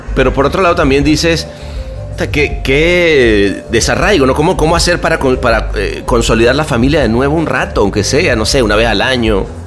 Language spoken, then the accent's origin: Spanish; Venezuela; also born or lived in Mexico; now in Los Angeles, United States; me salí de Venezuela, luego me, fui a México, ahora vivo en Los Ángeles